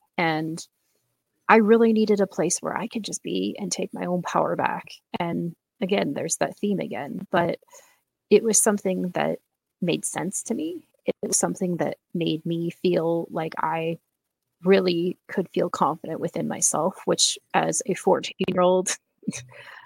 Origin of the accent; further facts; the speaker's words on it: Seattle, Washington, United States; I'm from Seattle, Washington